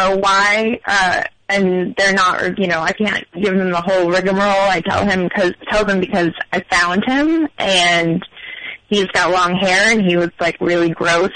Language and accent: English; New York, United States; also born or lived in Portland; I'm from New York, but I live there